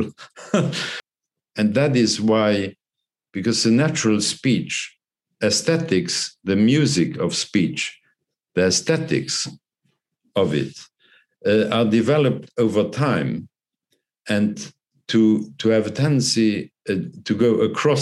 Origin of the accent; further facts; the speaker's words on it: Luxembourg; I'm from Luxembourg